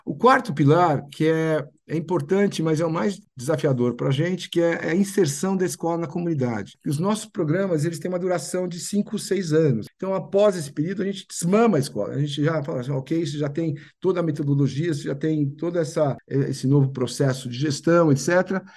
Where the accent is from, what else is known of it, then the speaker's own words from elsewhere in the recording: São Paulo, Brazil; Fiz escola americana aqui, depois fiz Universidade de São Paulo